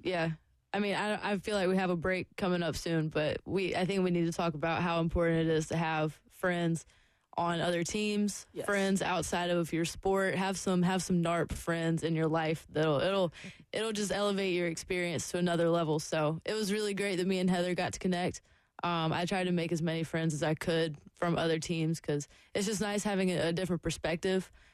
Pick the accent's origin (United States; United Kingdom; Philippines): United States; Lexington, South Carolina; I grew up in the South and here like competitive cheerleading is everything. like my high school, Lexington High School